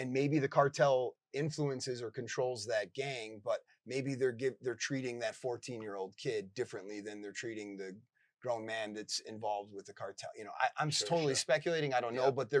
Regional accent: Chicago, Illinois, United States; now in Ecuador; I grew up in the Chicagoland area

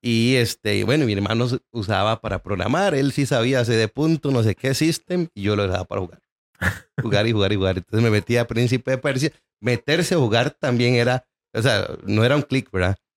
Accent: San José, Costa Rica; also born or lived in Pérez Zeledón; nosotros nos crecimos en San Sebas

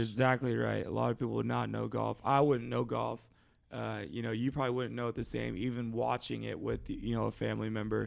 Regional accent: Seattle, Washington, United States; my seattle seahawks my hometown team

